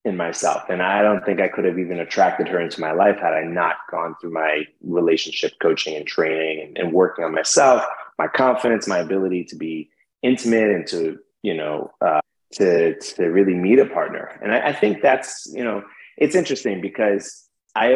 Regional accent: New York City, New York, United States; I'm from New York City.

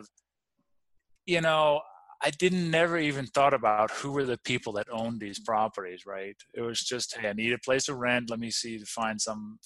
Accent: Denmark; English is a second language; moved away; also born or lived in Copenhagen; I grew up in the farmland in the countryside

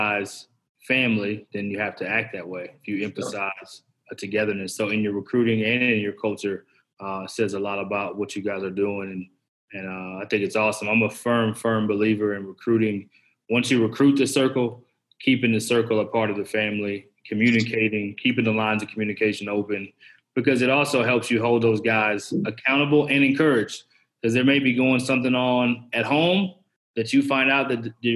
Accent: Dallas, Texas, United States; I'm from Dallas.

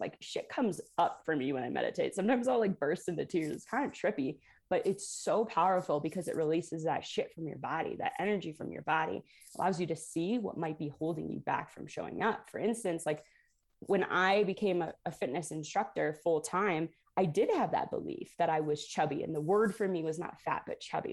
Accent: Toledo, Ohio, United States; I grew up in Toledo, Ohio

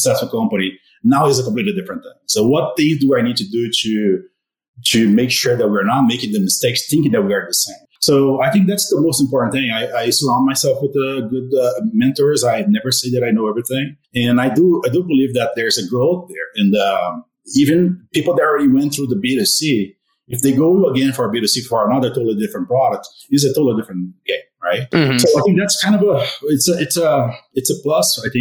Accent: Brazil; also born or lived in Arizona; now in Colorado, United States; I'm from Brazil.

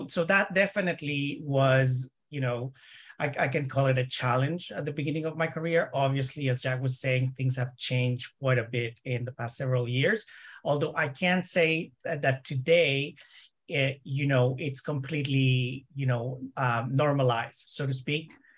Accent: El Salvador; moved away as an adult; now in Toronto, Canada; I'm originally from El Salvador, small country in Central America, and I immigrated to Canada in 2004. So I came to Toronto directly.

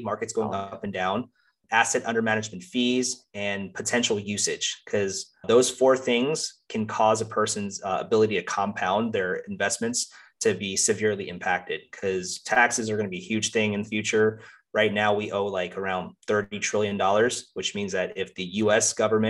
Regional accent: Russia; now in California, United States; I'm from Russia originally, and we don't pay that much taxes.

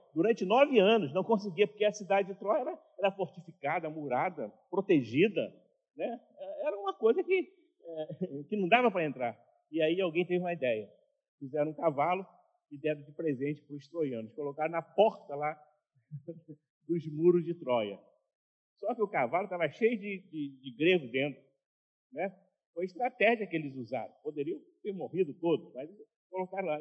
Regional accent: Duque de Caxias, Rio de Janeiro, Brazil; quando eu era criança lá em Duque de Caxias, né, morava numa casa muito simples

